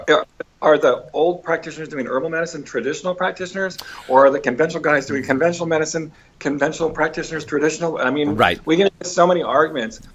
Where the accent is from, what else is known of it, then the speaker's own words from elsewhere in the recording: Weld County, Colorado, United States; He was in charge of the infectious disease laboratory for for the Weld County Public Health Department. I literally was raised in the lab